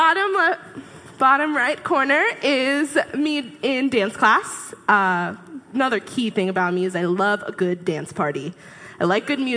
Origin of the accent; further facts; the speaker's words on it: Sammamish, Washington, United States; also born or lived in West Seattle; I was born in West Seattle, but we moved pretty early on, and the rest of these hooligans were raised in Sammamish, Washington. That's where we grew up. Went to Skyline High School.